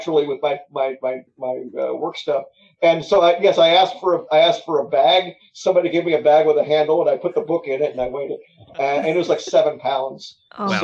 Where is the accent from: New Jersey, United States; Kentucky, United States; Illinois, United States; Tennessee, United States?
Tennessee, United States; Memphis; Memphis, again, that's my hometown